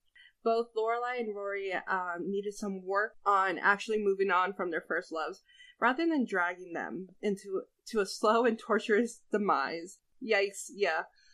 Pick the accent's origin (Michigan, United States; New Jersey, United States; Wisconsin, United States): New Jersey, United States; I'm from New Jersey, not New York.